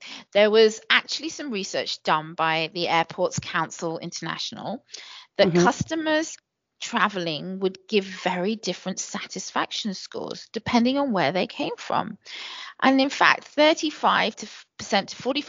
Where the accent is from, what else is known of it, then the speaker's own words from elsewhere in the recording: United Kingdom; my British cultural norms